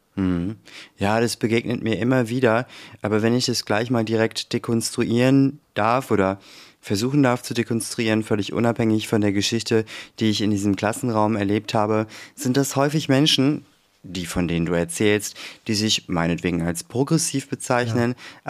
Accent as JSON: {"language": "German", "country": "Germany", "tie": "born or raised there", "said": "ich bin ja auch deutsch, bin ja hier auch geboren, meine Eltern ja auch, aufgewachsen"}